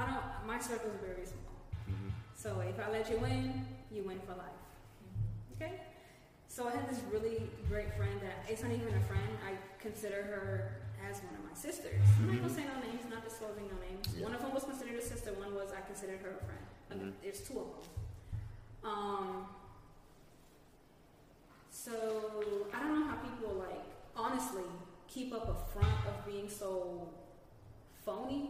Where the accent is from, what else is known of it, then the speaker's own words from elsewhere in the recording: Florida, United States; I'm from Florida